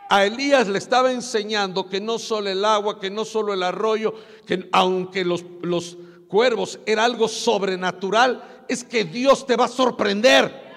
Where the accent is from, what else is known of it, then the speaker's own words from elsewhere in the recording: Puebla, Mexico; moved away; yo parecía puro indito de mi pueblo, de Puebla